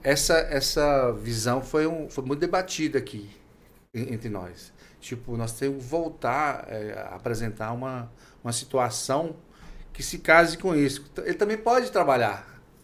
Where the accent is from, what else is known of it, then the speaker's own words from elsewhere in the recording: Minas Gerais, Brazil; now in Tocantins, Brazil; eu sou de Minas Gerais